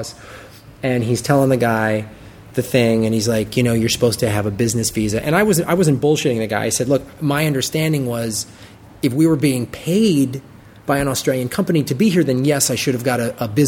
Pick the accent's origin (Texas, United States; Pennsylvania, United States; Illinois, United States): Illinois, United States; Chicago; I'm from Chicago